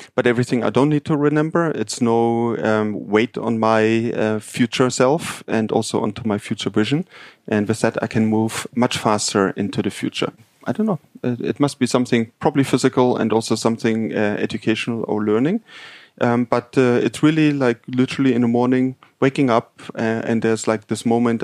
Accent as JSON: {"language": "English", "town": "Munich", "region": "Bavaria", "country": "Germany", "moved": "yes", "said": "I'm actually from Munich"}